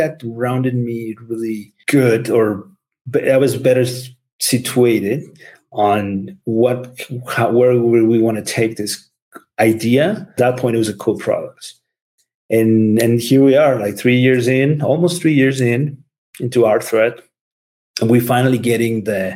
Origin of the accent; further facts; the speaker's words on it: Mexico; English is a second language; moved away as an adult; also born or lived in Seattle, United States; now in United States; being from Mexico and growing up in Mexico and then moving into the US